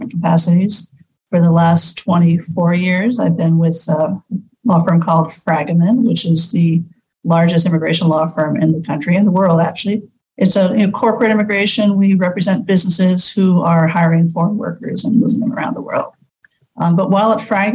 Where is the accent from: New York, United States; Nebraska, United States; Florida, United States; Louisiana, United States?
New York, United States; moved away as an adult; also born or lived in California / New Jersey; now in Central Mexico, Mexico; I was born in California, but raised mostly in Queens and New Jersey